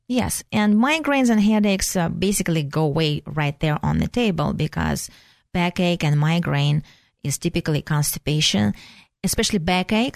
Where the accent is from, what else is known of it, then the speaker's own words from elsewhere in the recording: Russia; moved away; So I'm originally from Russia, so I call myself a flushing Russian.